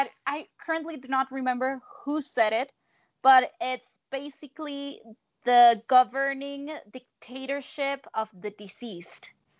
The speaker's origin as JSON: {"language": "English", "town": "Monterrey", "region": "Nuevo León", "country": "Mexico", "said": "I am from Monterrey. I'm very fair-skinned. I'm very light-skinned."}